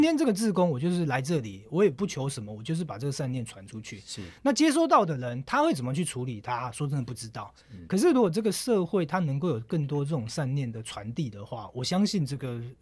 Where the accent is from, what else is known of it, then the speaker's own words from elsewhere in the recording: Taiwan; 我前几天才做飞机从台湾过来